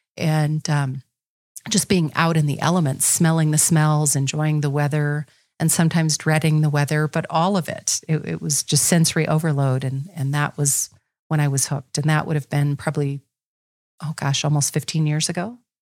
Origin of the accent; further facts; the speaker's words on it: Sturgis, South Dakota, United States; also born or lived in Custer, South Dakota; I'm about seventy-five miles, and that's where I was born